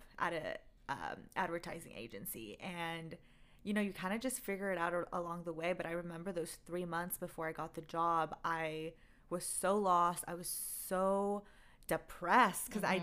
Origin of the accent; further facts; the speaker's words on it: Bay Area, California, United States; moved away as an adult; also born or lived in Glendale, California; now in Los Angeles, United States; I'm originally from the Bay Area